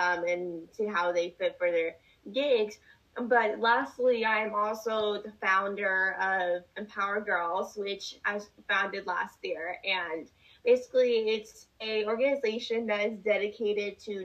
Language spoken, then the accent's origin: English; Northeastern Pennsylvania, United States; I'm from Northeastern Pennsylvania.